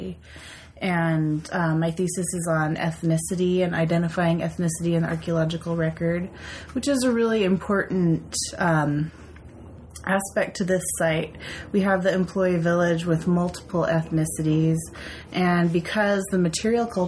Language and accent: English; Seattle, Washington, United States; moved away as an adult; now in Vancouver, United States; I'm from Seattle